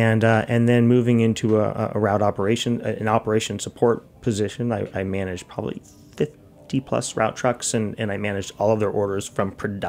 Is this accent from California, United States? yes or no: yes; Half Moon Bay, California, United States; moved away; I grew up in Half Moon Bay